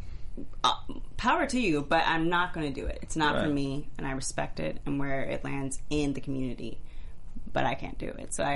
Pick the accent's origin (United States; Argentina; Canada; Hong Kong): United States; Atlanta, Georgia; growing up in Atlanta, Georgia, going to a predominantly black school